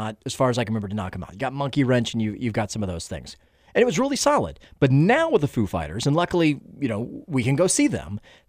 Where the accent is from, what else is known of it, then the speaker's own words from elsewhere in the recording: Stone Mountain, Georgia, United States; I'm a Georgia kid. I grew up in Stone Mountain, Georgia, in the suburb of Atlanta.